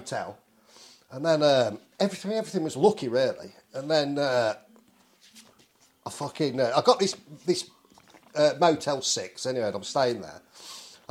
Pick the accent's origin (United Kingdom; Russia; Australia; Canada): United Kingdom; England; from England